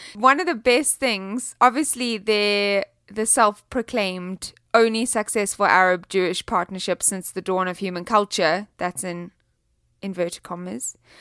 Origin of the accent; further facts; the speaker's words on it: South Africa; I'm from South Africa